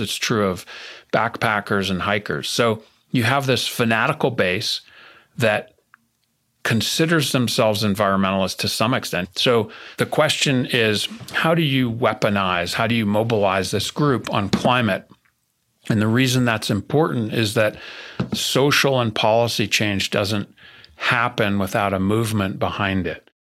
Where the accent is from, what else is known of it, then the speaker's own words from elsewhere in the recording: New Jersey, United States; I'm from New Jersey, and I was born in nineteen seventy